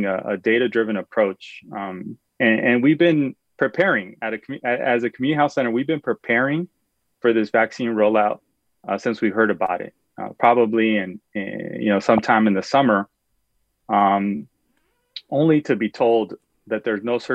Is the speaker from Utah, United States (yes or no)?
no; California, United States; as a Californian